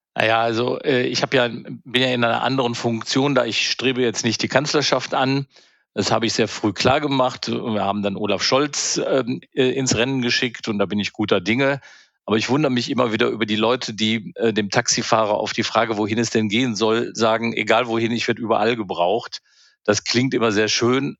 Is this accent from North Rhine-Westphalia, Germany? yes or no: yes; Alt and Helau area, North Rhine-Westphalia, Germany; now in Berlin, Germany; ich bin ja im Alt- und Helau-Raum aufgewachsen und dann in den äh, Kölsch- und Alav-Raum gezogen